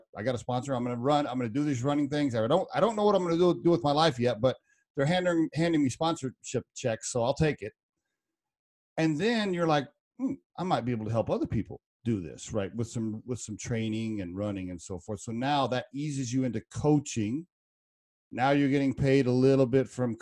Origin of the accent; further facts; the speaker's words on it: Oklahoma, United States; now in Colorado, United States; I grew up in Oklahoma